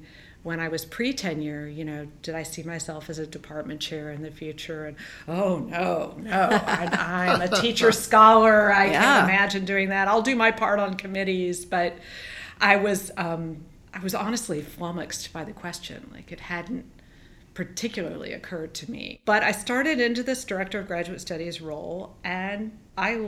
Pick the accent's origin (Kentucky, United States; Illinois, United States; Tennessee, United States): Kentucky, United States; Louisville; moved away as an adult; I am a Louisville native. In fact, I'm maybe the fifth generation of my family to reside in the city of Louisville.